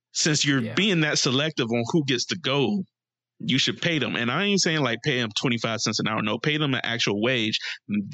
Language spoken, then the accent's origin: English; United States; I have no pride as an American anymore.